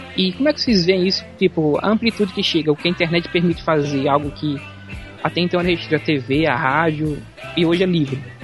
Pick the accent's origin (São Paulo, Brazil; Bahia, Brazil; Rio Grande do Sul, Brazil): Bahia, Brazil; sou da Bahia